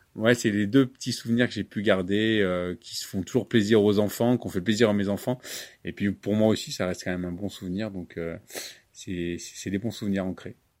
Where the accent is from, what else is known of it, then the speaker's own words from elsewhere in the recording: Prieux, Hauts-de-France, France; also born or lived in Lyon; je suis natif d'Aprieux, j'ai fait euh, mon adolescence ici